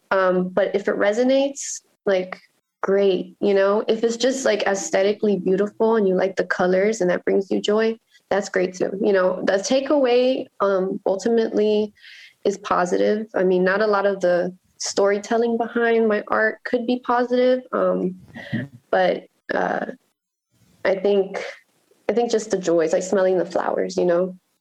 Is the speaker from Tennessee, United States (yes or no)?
no; Miami, Florida, United States; moved away as an adult; also born or lived in Virginia / Nicaragua; now in Baltimore, United States; I grew up in Miami